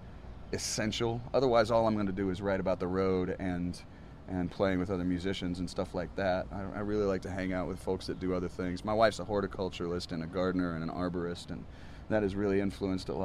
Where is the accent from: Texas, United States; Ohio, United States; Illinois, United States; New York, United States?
Ohio, United States; also born or lived in Nashville, Tennessee; now in Austin, United States; I was born in Ohio.